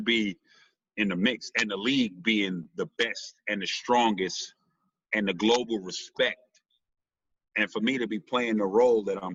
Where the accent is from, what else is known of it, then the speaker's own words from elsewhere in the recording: New York City, New York, United States; as a New Yorker